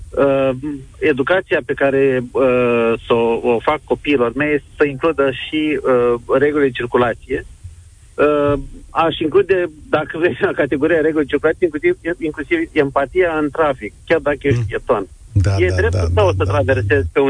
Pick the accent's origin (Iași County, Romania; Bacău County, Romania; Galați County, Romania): Iași County, Romania; Iași; Sunt din Iași, uh, o parte din de pietoni din Iași sunt uh, luminate pe toată lungimea lor, ceea ce e un lucru extraordinar.